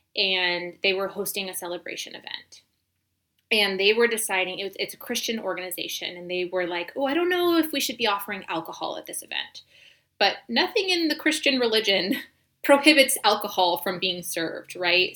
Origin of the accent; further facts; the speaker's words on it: United States; moved away as an adult; also born or lived in Senegal; we um, sort of ended up in my hometown